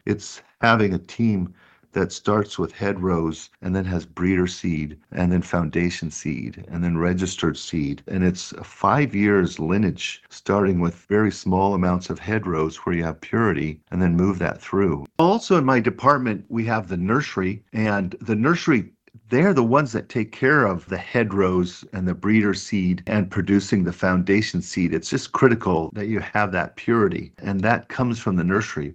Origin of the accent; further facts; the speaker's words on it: Richvale, California, United States; the town I grew up in is where our farm is, is in Richvale, California